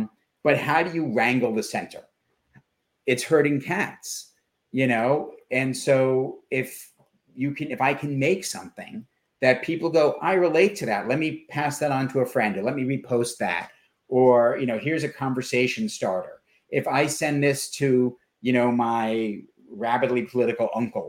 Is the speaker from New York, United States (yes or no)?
yes; New York City, New York, United States; I grew up in Manhattan